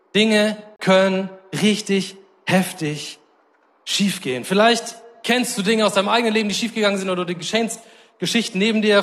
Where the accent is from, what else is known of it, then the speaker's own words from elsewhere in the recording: Germany; als Deutsche